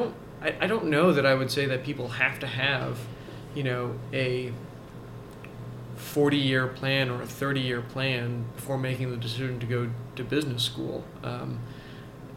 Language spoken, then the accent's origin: English; Canada; also born or lived in Vancouver; now in Toronto, Canada; I was born in Canada. I want to stay in Canada.